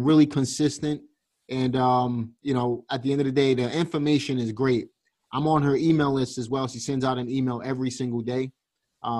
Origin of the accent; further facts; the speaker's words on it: New York City, New York, United States; also born or lived in Reading, Pennsylvania; now in Greensboro, United States; I'm from Brooklyn